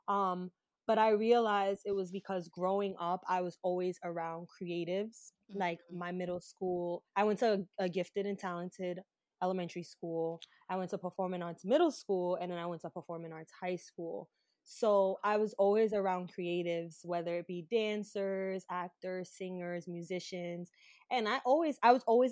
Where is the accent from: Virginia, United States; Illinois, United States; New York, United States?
New York, United States; New York City; I'm from Brooklyn, born and raised